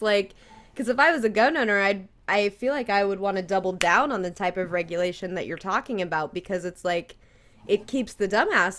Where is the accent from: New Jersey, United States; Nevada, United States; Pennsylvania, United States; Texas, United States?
Nevada, United States; I grew up in Nevada. They're an open carry state.